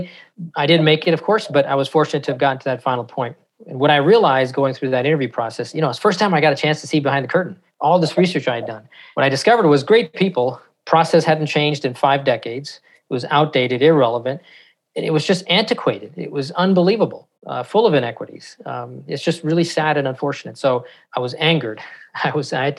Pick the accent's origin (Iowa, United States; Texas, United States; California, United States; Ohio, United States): California, United States; San Francisco; grew up in not the best part of San Francisco